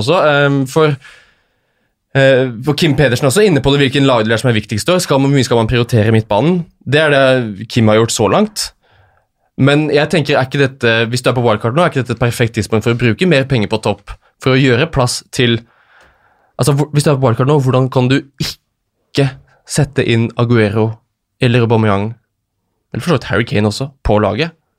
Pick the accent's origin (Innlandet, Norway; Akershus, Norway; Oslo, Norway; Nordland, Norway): Akershus, Norway; Lørenskog; hjemme på Lørenskog